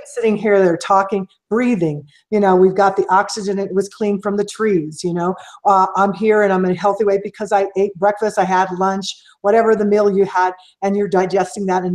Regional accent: Kansas City, Missouri, United States; growing up in Missouri and Kansas City

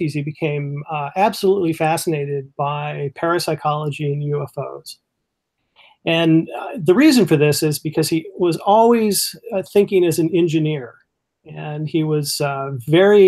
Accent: California, United States; now in Michigan, United States; I'm originally from California

